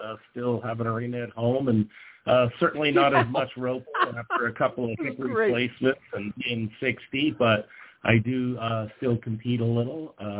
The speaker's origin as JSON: {"language": "English", "region": "Nevada", "country": "United States", "tie": "born or raised there", "also_born_or_lived": "Idaho", "moved": "yes", "said": "I grew up in Nevada and had worked on ranches and roped for recreation"}